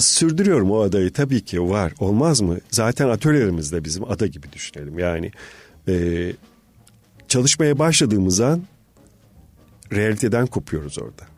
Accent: Marmara Island, Balıkesir, Turkey; ben bir ada doğumluyum. Marmara Adası'nda doğdum

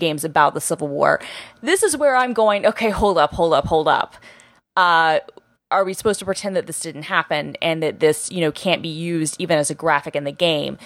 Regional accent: Atlanta, Georgia, United States; moved away; I grew up in Georgia

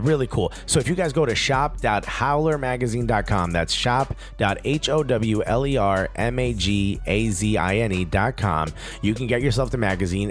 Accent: Newark, New Jersey, United States; I'm born and raised in Newark, New Jersey

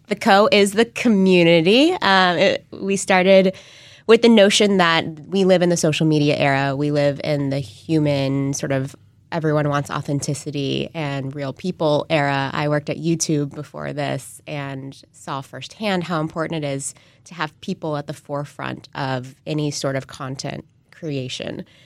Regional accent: San Antonio, Texas, United States; moved away as an adult; also born or lived in Austin, Texas / Silicon Valley; I grew up in San Antonio

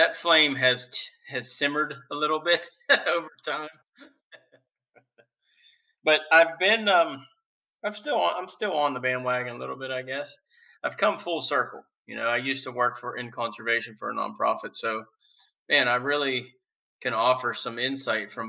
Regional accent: Southwest Pennsylvania, United States; I'm from Southwest PA.

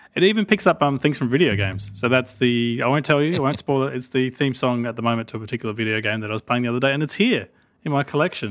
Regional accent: Australia

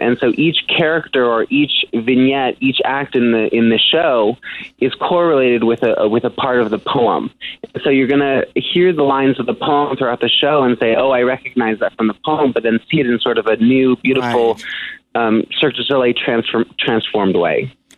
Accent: San Francisco, California, United States; in San Francisco, my hometown

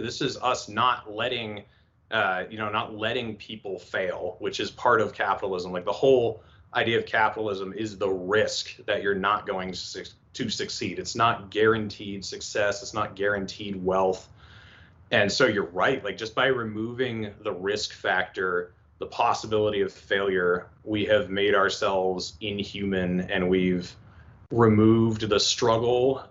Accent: East Coast, United States; moved away as an adult; now in western United States; I'm from the East Coast

